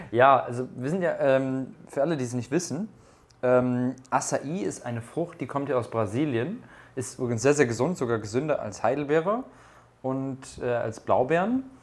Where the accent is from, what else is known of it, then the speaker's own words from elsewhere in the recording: Cologne, North Rhine-Westphalia, Germany; Weil ich komme aus Köln und ich habe schon so oft Karneval gefeiert